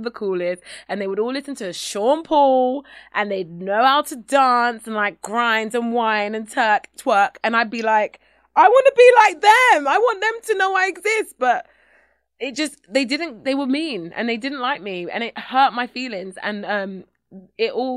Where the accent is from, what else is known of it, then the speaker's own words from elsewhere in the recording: England, United Kingdom; as a young black girl in Britain